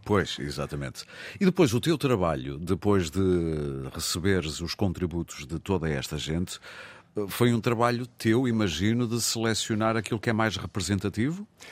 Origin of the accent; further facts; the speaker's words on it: Porto, Norte, Portugal; onde eu mergulhei muitas vezes em miúdo, porque eu sou do Porto